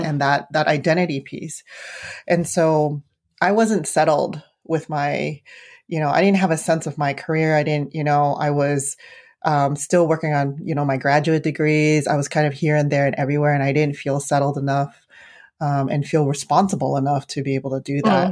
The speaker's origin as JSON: {"language": "English", "town": "San Francisco", "region": "California", "country": "United States", "tie": "born or raised there", "also_born_or_lived": "Arizona", "said": "growing up in the city"}